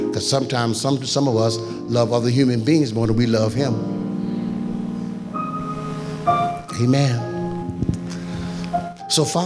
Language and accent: English; Philadelphia, Pennsylvania, United States; as a young man growing up in North Philadelphia